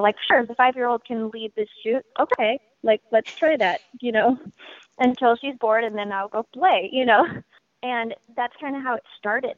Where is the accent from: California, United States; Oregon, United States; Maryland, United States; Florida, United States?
Oregon, United States; Portland; I was born and raised in Portland and in the Portland music scene